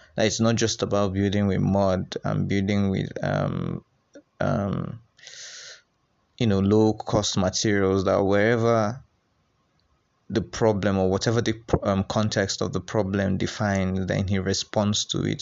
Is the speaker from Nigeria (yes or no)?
yes; Nigeria; us as young Nigerian architects